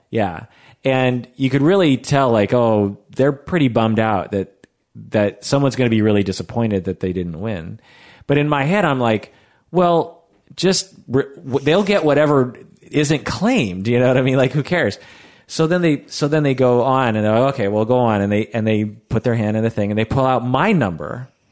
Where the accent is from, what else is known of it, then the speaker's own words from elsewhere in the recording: Seattle, Washington, United States; I'm from Seattle